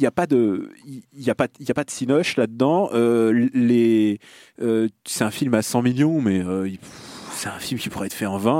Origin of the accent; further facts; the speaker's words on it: Russia; moved away; là d'où je viens